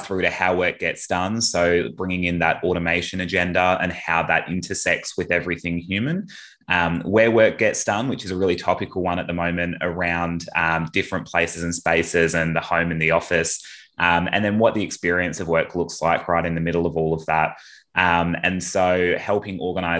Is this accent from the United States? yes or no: no; Perth, Western Australia, Australia; moved away; I'm originally from Perth, so did all my high school and initial university education over there